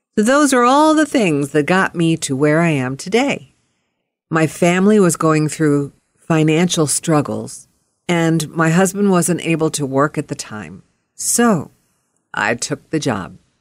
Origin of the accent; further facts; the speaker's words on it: Pittsburgh, Pennsylvania, United States; moved away; from Pittsburgh, and that was my hometown